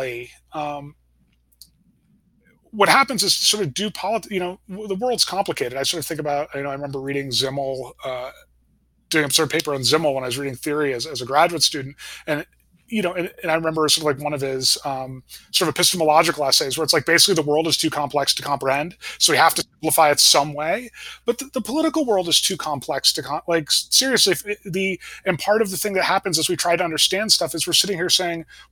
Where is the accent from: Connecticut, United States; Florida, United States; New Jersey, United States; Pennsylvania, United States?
Connecticut, United States; I grew up in Connecticut at a time there was still sort of a thing like a New England Republican.